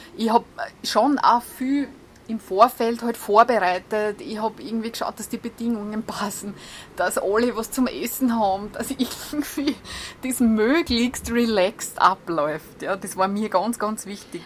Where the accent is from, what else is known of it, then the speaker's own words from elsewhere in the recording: Austria; ich komme aus Golz